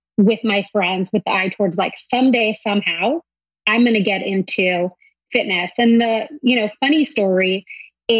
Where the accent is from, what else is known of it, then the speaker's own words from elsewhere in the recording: San Diego, California, United States; I grew up in San Diego